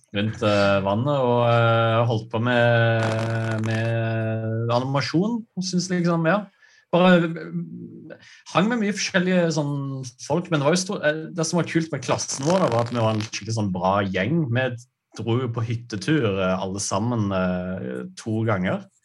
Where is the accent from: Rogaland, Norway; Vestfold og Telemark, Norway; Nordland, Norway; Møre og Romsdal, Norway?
Rogaland, Norway; Brusand; moved away as an adult; jeg, er fra et lite sted eh, på Jæren som heter Brusand